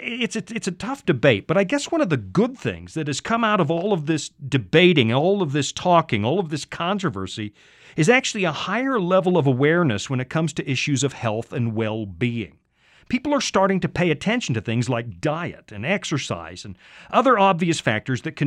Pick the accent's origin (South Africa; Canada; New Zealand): Canada; now in United States; up in Canada like I used to, that's my home country